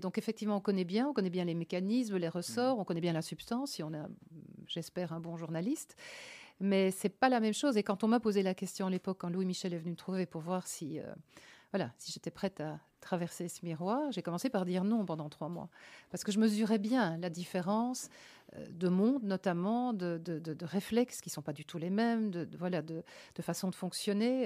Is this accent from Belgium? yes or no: yes; Liège province, Wallonia, Belgium; moved away as an adult; also born or lived in Province of Antwerp / Luxembourg / Brussels; je suis née, je suis à Baleine. C'est près de Meaux et donc près d'Anvers. Jusqu'à cinq 5 ans, j'étais à l'école